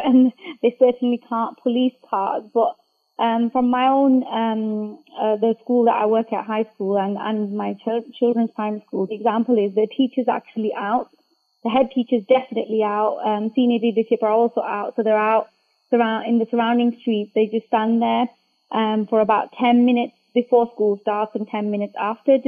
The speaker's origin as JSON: {"language": "English", "town": "Bradford", "region": "Yorkshire and the Humber", "country": "United Kingdom", "said": "I'm from Bradford"}